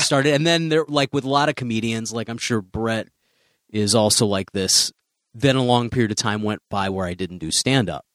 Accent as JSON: {"language": "English", "town": "Chicago", "region": "Illinois", "country": "United States", "also_born_or_lived": "Central Florida", "moved": "yes", "said": "I'm from Chicago"}